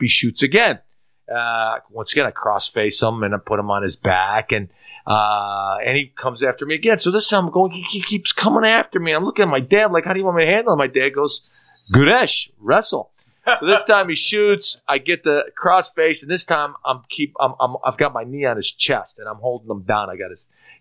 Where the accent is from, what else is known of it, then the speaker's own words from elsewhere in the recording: Chicago, Illinois, United States; also born or lived in Istanbul, Turkey; I was born in Istanbul, Turkey. I come to this country to play American football. You know, I grew up in Chicago.